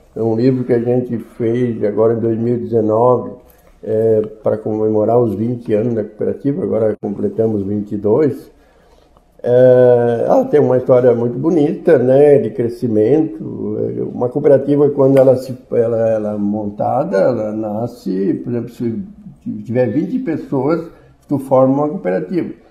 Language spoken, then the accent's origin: Portuguese; Criciúma, Santa Catarina, Brazil; Nasci na Vila da Fogueirinha, no distrito de Nova Veneza e no município de Criciúma